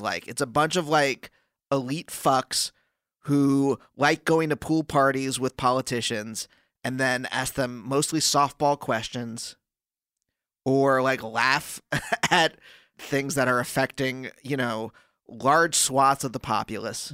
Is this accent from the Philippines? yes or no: no; Pennsylvania, United States; I grew up in Pennsylvania